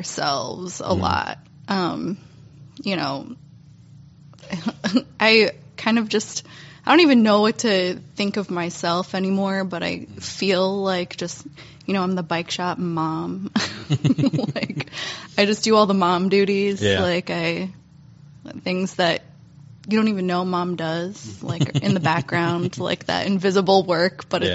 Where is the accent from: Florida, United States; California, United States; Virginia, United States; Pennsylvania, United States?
Virginia, United States; Reston; now in Syracuse, United States; I grew up in Reston and it's a lot of, you know, strip malls